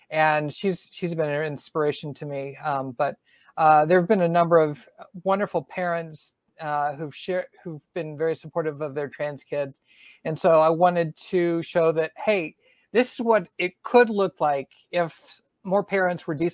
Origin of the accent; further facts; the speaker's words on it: Southern US, United States; accent: Southern; they beat my southern accent out of me.